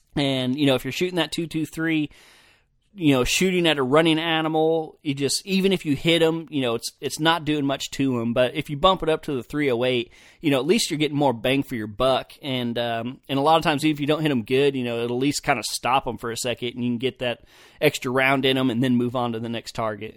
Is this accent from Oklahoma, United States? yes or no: yes; Oklahoma, United States; also born or lived in Idaho; I was from Oklahoma